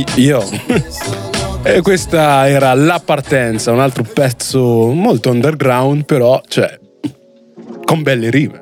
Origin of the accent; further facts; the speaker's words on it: Italy; persone come me nate e cresciute in Italia di origini straniere